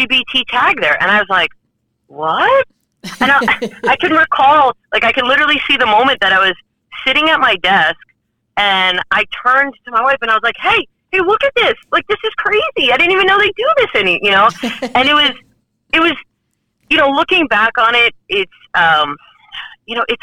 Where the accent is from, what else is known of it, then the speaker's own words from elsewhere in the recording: New York City, New York, United States; now in Texas, United States; I'm not originally from Texas. I'm originally from Brooklyn, New York